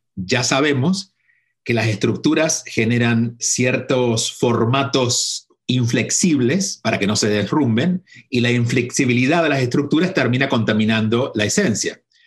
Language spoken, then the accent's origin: Spanish; a small town in Córdoba, Argentina; moved away as an adult; si bien nací en Córdoba, en la capital, nací en la capital porque en el pueblo donde vivió mi familia y viví de niño y viví hasta los 17 años, era muy pequeño, eran 2.000 habitantes